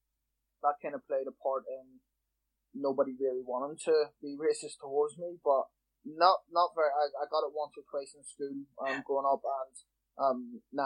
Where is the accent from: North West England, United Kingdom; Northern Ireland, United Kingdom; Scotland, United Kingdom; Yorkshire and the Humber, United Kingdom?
Northern Ireland, United Kingdom; Belfast; also born or lived in London; I was born in London and lived there until I was 7 years old. My mum's from Belfast, so we moved back to Belfast when I was seven. I grew up in West